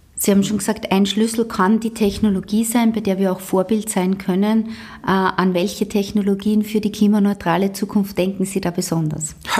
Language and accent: German; Austria